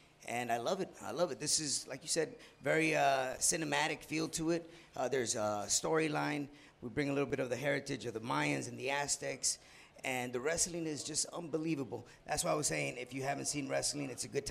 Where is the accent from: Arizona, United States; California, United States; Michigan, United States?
California, United States; San Diego; the area code of my hometown, 619.